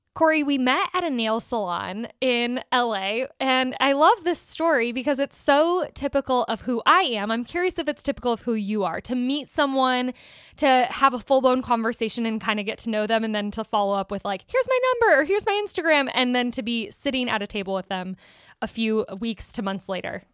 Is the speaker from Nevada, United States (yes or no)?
no; South Bend, Indiana, United States; moved away as an adult; also born or lived in Chicago; now in Los Angeles, United States; we're from South Bend, Indiana area.